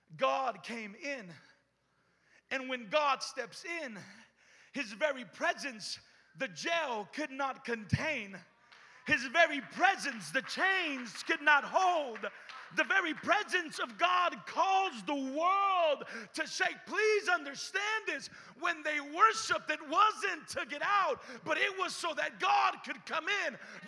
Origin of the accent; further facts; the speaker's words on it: Richmond, United States; Listen, I'm from Richmond.